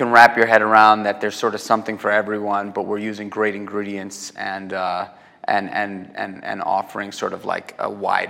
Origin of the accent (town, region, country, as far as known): New York, United States; born or raised there